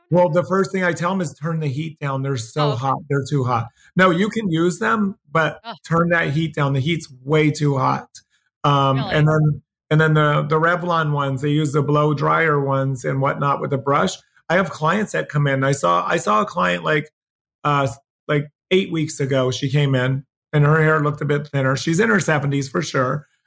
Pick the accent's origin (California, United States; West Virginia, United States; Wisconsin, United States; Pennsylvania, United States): Pennsylvania, United States; also born or lived in New Jersey; now in Los Angeles, United States; I grew up in New Jersey and Pennsylvania, mostly Pennsylvania